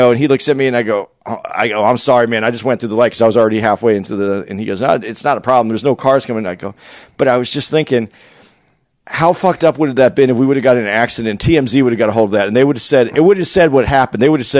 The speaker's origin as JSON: {"language": "English", "town": "Phoenix", "region": "Arizona", "country": "United States", "tie": "born or raised there", "said": "Phoenix, obviously my hometown."}